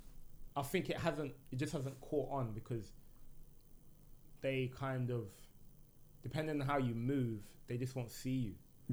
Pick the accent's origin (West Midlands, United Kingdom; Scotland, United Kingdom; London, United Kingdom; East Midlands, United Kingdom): West Midlands, United Kingdom; Birmingham; I feel so because in the music as well, you can't really tell that I'm from Brum.